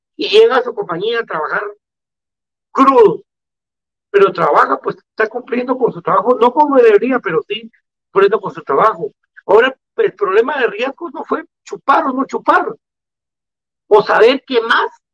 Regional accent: Guatemala; salí del, mejor colegio de Guatemala, del Liceo de Guatemala

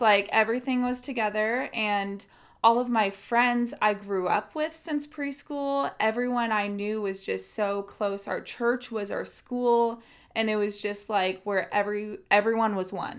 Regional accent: San Diego, California, United States; also born or lived in Riverside, California; I'm from San Diego, California

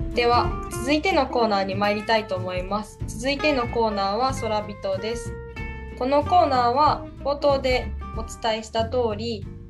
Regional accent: Takasaki, Gunma, Japan; 私の地元のである群馬県

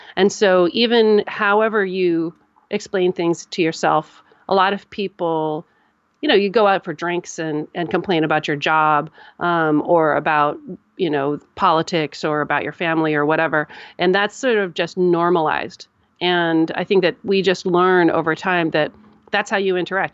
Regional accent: United States; I'm an American

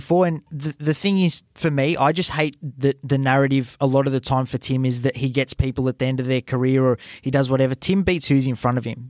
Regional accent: Australia; as an Australian

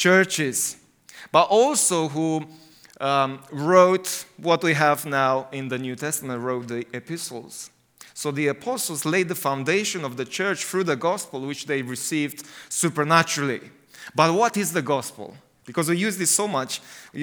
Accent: Romania; English is a second language; also born or lived in United Kingdom; I like it in Romania, because I feel at home there.

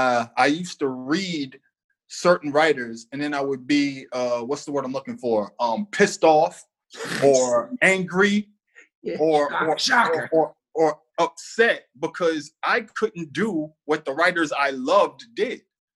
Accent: Boston, Massachusetts, United States; So I grew up in the South End, Lower Roxbury.

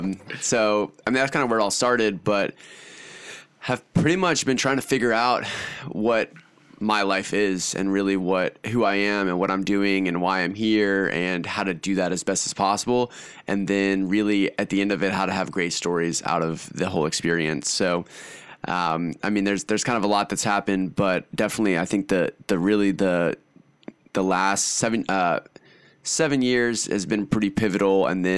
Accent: Austin, Texas, United States; also born or lived in Hungary; So, I guess where I'm from Austin, Texas, kind of. I rep Austin, Texas, but I actually kind of grew up in Hungary. So I moved to Hungary in Eastern Europe when I was five.

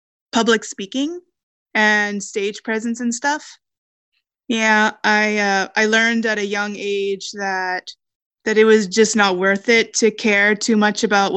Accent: Langley, British Columbia, Canada; I'm from Langley, BC, born and raised.

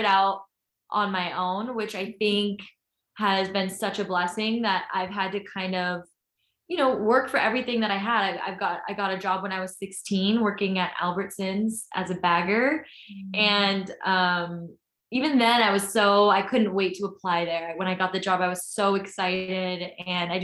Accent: Orange County, California, United States; I'm from Orange County, and I was raised with a great family.

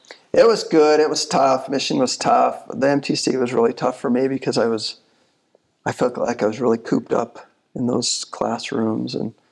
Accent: Michigan, United States; So when I came from Michigan, went to the UVU for a year, and then I went to University of Utah.

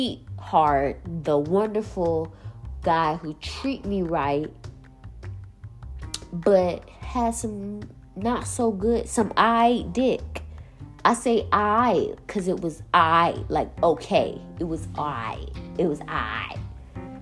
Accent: South Carolina, United States; I'm from South Carolina

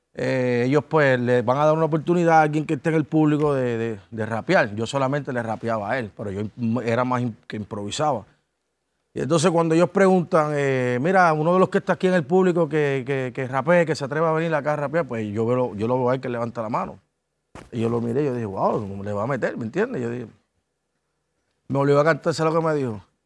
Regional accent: Ponce, Puerto Rico; soy de Ponce es un poquito complicado. Estamos casi dos, horas del área metropolitana

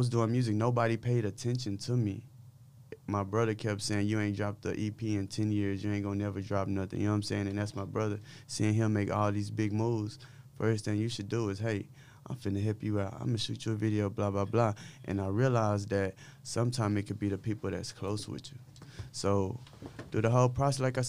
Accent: Dallas, Texas, United States; I'm from South Oak Cliff, Oxbow Lane, the street I grew up on

